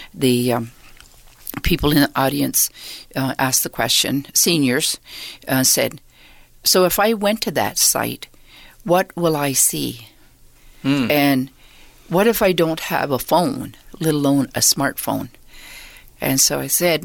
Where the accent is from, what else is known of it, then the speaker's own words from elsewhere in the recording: Six Nations, Ontario, Canada; I was born and raised on Six Nations.